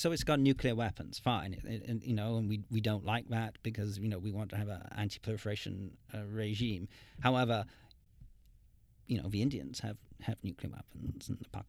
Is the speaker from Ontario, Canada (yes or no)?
no; Montreal, Quebec, Canada; born there; I was born in Montreal. My parents lived in Montreal at the time.